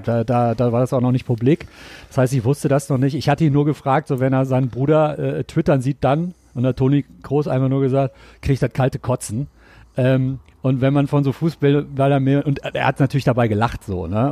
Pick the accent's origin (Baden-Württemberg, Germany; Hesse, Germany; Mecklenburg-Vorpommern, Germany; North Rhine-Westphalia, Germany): North Rhine-Westphalia, Germany; Ruhr area; now in Cologne, Germany; ich komme aus dem Pott